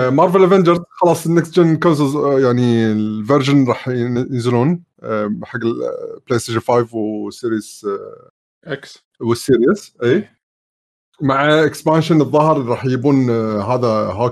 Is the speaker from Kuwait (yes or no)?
yes; Kuwait; نفس كلمه عندنا بالكويت يعني؟